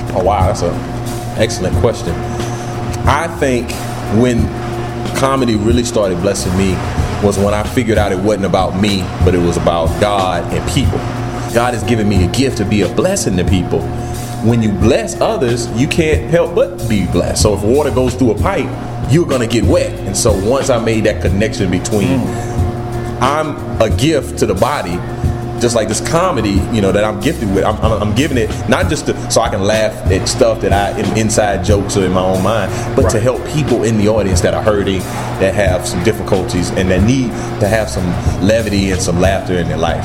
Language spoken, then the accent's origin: English; Camden, South Carolina, United States; born and raised in Camden, South Carolina